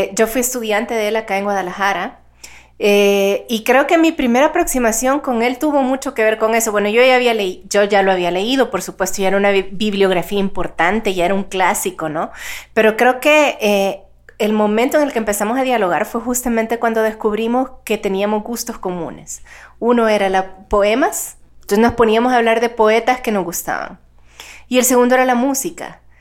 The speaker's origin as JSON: {"language": "Spanish", "country": "El Salvador", "said": "soy salvadoreña"}